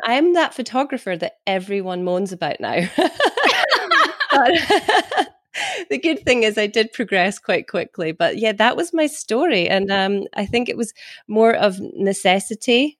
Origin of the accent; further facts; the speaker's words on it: Scotland, United Kingdom; also born or lived in Carnoustie, Scotland; I'm from Scotland.